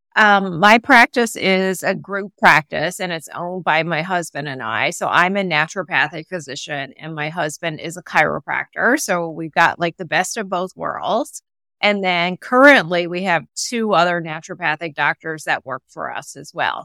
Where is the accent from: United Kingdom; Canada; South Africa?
Canada; moved away as an adult; also born or lived in Seattle; now in Connecticut, United States; my husband and I are both Canadian